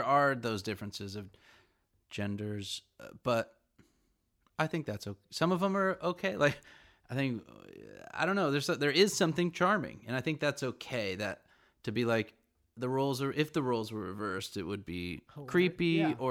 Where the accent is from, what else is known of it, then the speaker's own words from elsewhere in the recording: California, United States; I'm from California